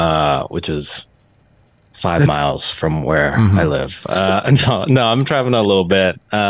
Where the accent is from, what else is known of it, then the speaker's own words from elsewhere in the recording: California, United States; I'm from California, but my parents are from Quezon City.